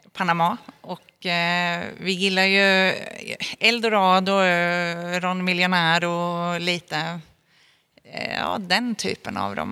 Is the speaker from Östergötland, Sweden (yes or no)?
yes; Norrköping, Östergötland, Sweden; född och uppvuxen i Norrköping